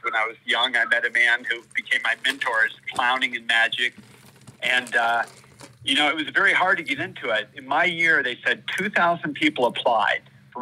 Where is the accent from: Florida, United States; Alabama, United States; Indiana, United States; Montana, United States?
Florida, United States; also born or lived in Holland, Michigan; I grew up in Florida. I was actually born in Holland, Michigan. Then we moved down to Florida.